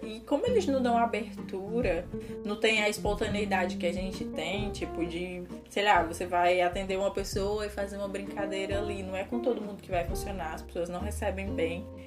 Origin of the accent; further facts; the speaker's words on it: Brazil; now in Portugal; falando como brasileira